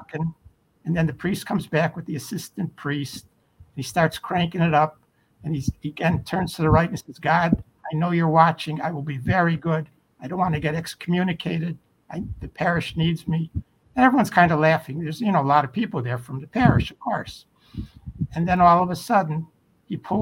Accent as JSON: {"language": "English", "town": "Chicago", "region": "Illinois", "country": "United States", "also_born_or_lived": "Brooklyn, New York", "said": "I'm from Chicago and I'm living in Chicago"}